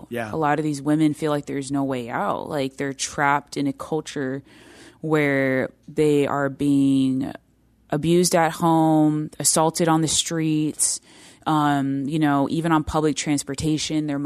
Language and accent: English; India; the Indian culture, I come from the Indian culture.